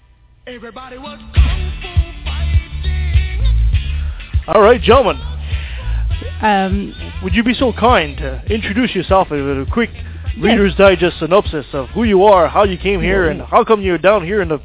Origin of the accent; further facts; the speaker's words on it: Quebec City, Quebec, Canada; My hometown.